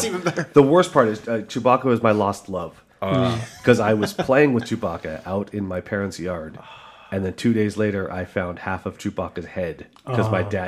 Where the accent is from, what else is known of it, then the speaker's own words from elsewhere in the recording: Toronto, Ontario, Canada; I grew up in Scarborough.